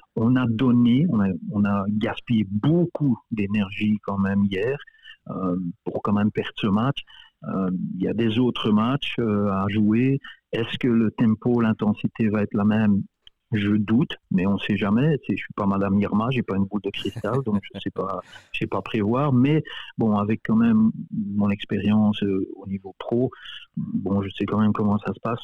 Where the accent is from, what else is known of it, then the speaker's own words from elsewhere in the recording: Belgium; moved away as an adult; now in Winnipeg, Canada; Je suis né, j'ai grandi en Belgique